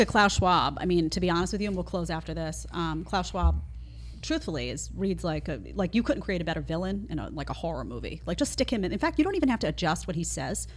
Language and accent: English; New York City, New York, United States; I grew up in New York City, around a bunch of liberals